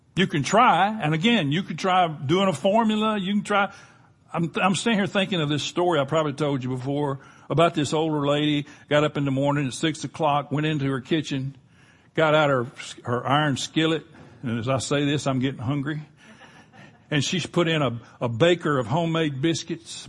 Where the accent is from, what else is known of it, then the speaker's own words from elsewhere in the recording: Florida Panhandle, United States; we grew up in Florida Panhandle.